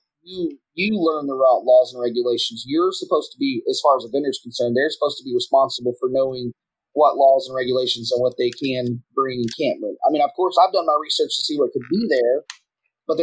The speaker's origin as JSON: {"language": "English", "region": "Texas", "country": "United States", "said": "I'm from Texas"}